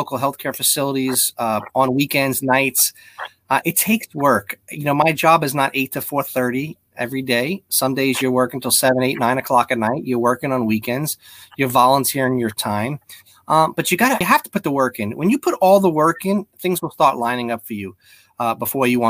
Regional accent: New York, United States; now in Palm Beach County, United States; I'm a New Yorker at heart

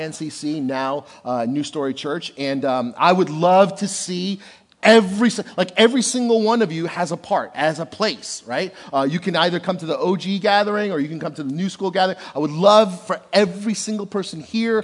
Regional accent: Passaic, New Jersey, United States; I was born and raised in Passaic, New Jersey

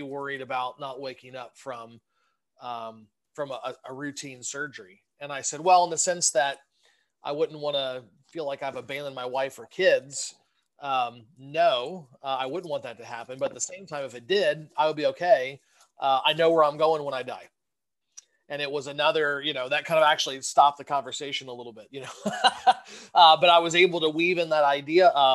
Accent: Southern Ohio, United States; moved away as an adult; also born or lived in Michigan; now in Westchester, United States; I'm originally from Southern Ohio

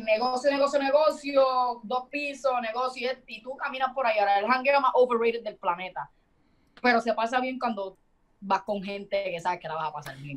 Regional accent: Puerto Rico; nosotros como boricua como tal

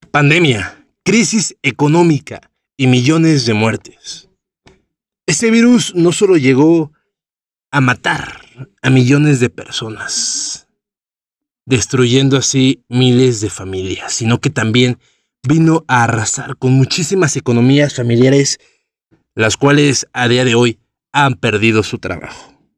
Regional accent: Mexico

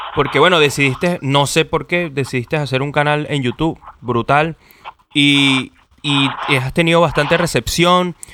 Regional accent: Venezuela; now in Chile; soy venezolano pero estoy viviendo en Chile

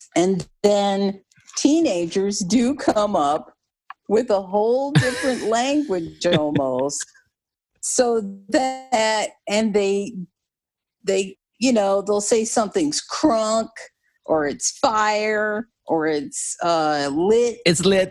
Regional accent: New Jersey, United States; moved away; also born or lived in the South (US); I'm I'm originally from New Jersey

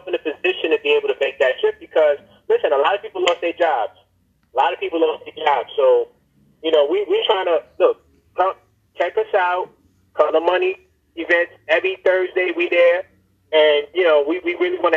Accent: New York City, New York, United States; I'm from Brooklyn

